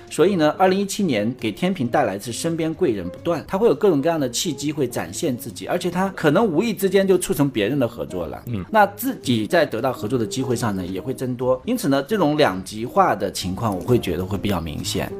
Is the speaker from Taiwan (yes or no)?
no; China; 我们中国人